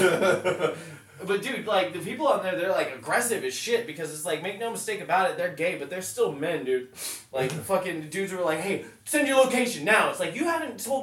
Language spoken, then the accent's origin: English; Show Low, Arizona, United States; moved away as an adult; also born or lived in California / Seattle; I grew up in Sholo, Arizona